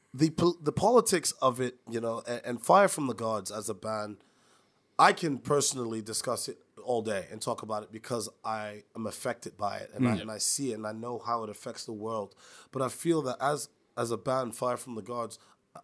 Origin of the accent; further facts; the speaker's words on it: New York City, New York, United States; moved away; I'm from New York City